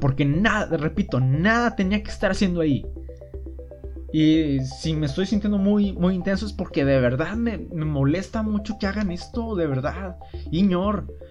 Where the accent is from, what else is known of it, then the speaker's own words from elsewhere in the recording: Mexico; como buen mexicano